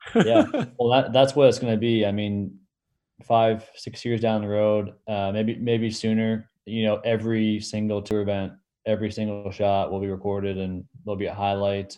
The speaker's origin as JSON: {"language": "English", "country": "Canada"}